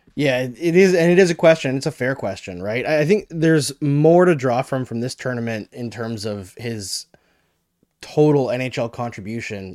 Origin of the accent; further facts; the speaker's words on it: Canada; we're Canadian.